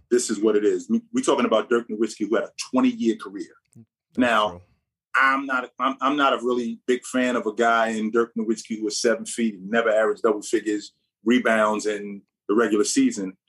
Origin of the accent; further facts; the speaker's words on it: Jersey City, New Jersey, United States; also born or lived in Vermont / Ireland; I'm born and raised in Jersey City, so I'm from Jersey